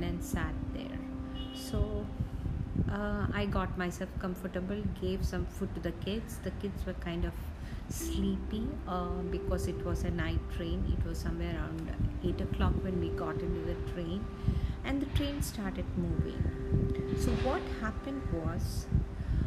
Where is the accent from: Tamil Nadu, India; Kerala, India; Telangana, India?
Kerala, India; Kochi; moved away; Cochin. So that's where my hometown is.